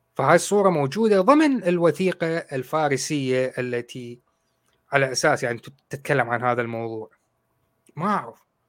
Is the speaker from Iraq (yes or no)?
yes; Baghdad, Baghdad Governorate, Iraq; moved away as an adult; now in United Kingdom; أنا عراقي من بغداد